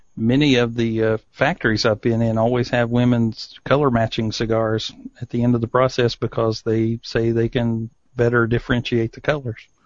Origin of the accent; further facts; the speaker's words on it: East Tennessee, United States; I grew up in East Tennessee